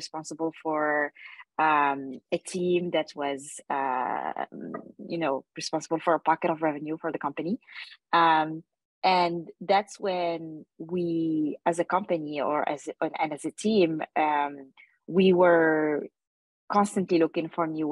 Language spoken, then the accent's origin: English; Paris, Île-de-France, France; moved away as an adult; also born or lived in Asia; I grew up in Paris